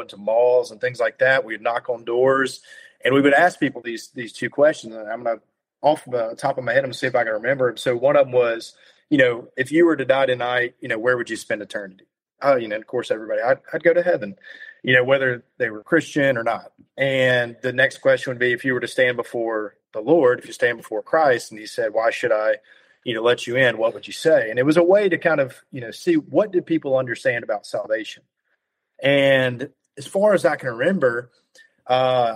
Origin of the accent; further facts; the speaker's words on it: the South, United States; also born or lived in North Carolina; now in Alabama, United States; If anyone listening can tell, I'm from the South